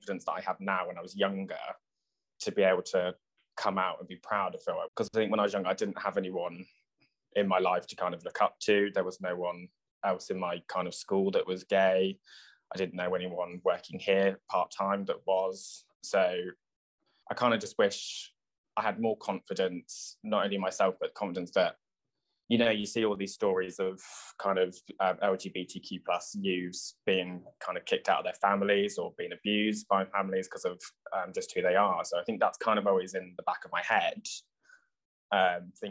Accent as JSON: {"language": "English", "area": "Oxfordshire", "region": "South East England", "country": "United Kingdom", "tie": "born or raised there", "said": "I'm born and raised in Oxfordshire, my mum and dad and my sister and the rest of my family are from Liverpool"}